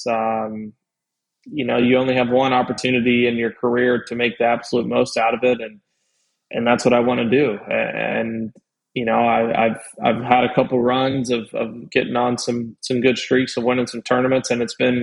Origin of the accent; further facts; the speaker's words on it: Louisville, Kentucky, United States; now in Florida, United States; growing up in Louisville